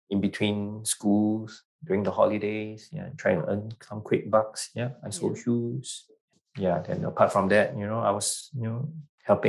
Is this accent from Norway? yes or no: no; Singapore; also born or lived in New Zealand / London; Singapore. Born and bred in Singapore. Yeah, but I was educated in New Zealand and London as well